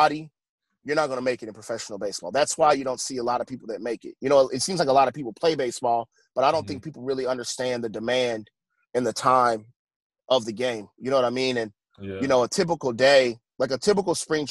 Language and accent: English; Indianapolis, Indiana, United States; I'm actually originally from Indianapolis, Indiana.